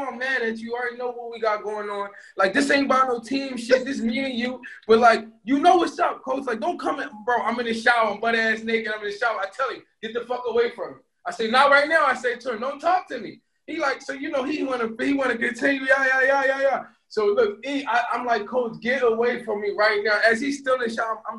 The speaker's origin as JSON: {"language": "English", "town": "Philadelphia", "region": "Pennsylvania", "country": "United States", "moved": "yes", "said": "I'm from Philly."}